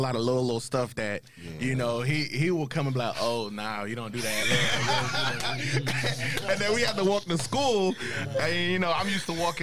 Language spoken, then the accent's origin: English; Nigeria; now in United States; I was born in Nigeria. Came over to the States in 2001